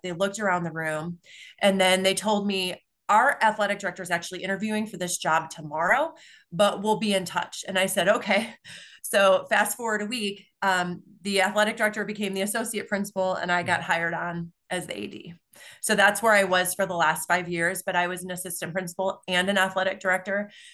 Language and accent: English; Palos Hills, Illinois, United States; I grew up in a south side suburb of Chicago. So I grew up in Palos Hills